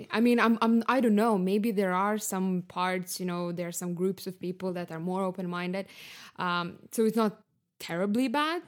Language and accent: English; Lithuania; moved away as an adult; also born or lived in Barcelona, Spain / Stockholm, Sweden; now in Berlin, Germany; I'm from Lithuania, uh, currently living in Berlin